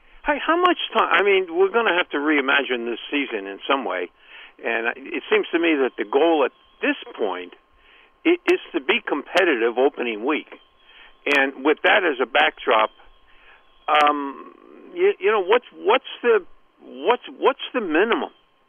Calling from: Columbia, Maryland, United States; from Columbia, Maryland.

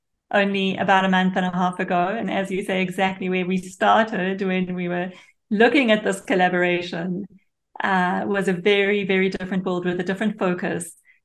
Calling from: Israel; So I am in Israel.

